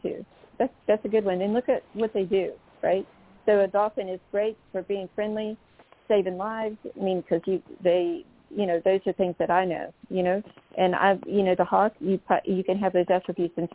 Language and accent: English; North Carolina, United States; I come from North Carolina